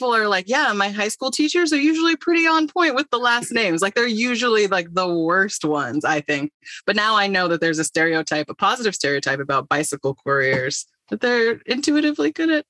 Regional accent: Puyallup, Washington, United States; It's like 40 minutes outside of Seattle, but that's like the joke is that we're like, oh yeah, I'm from Puyallup. We have a fair.

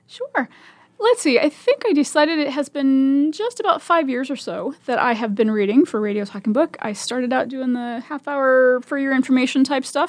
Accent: Omaha, Nebraska, United States; also born or lived in Virginia Beach; I was born and raised in Omaha and went to Omaha Public Schools my whole life

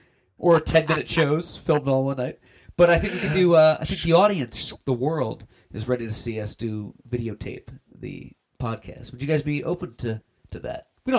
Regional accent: Delaware, United States; I'm from Delaware. Hi. I'm from Delaware.

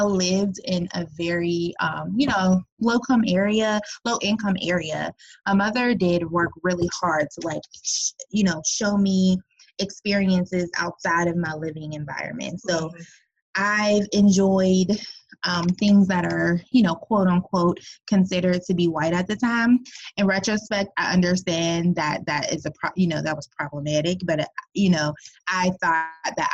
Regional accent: Pittsburgh, Pennsylvania, United States; moved away as an adult; now in Orlando, United States; I am originally from Pittsburgh, but I've been in Central Florida for the past 10 years

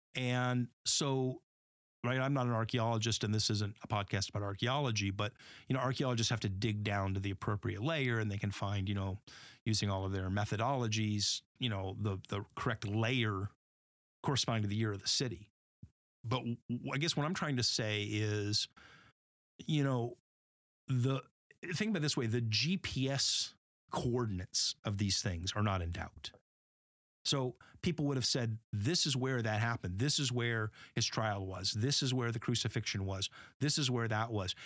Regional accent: Northern California, United States; growing up in California, right, in Northern California

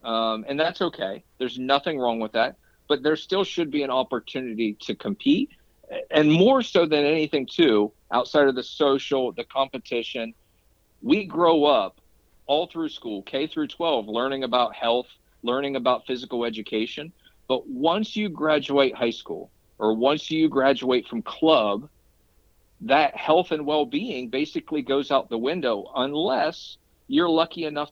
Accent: Zanesville, Ohio, United States; I actually helped start a league where I grew up near Zanesville, Ohio

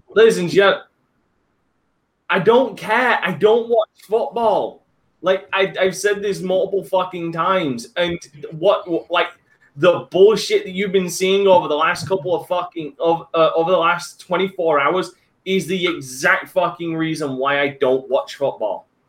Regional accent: England, United Kingdom; I hated being English for the last twenty. No, I didn't hate being English

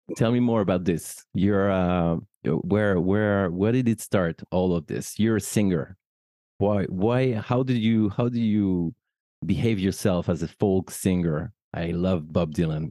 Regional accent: France; as a French person

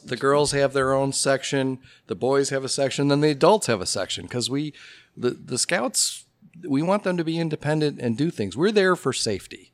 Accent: Oak Park, Illinois, United States; also born or lived in Carbondale, Illinois; now in Elmhurst, United States; I have a lot of Elmhurst roots, uh, but I grew up in Oak Park. So just a little east of here.

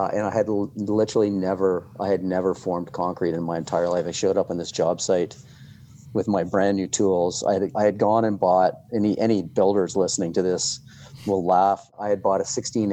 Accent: Toronto, Ontario, Canada; moved away as an adult; now in Whistler, Canada; I grew up in Toronto

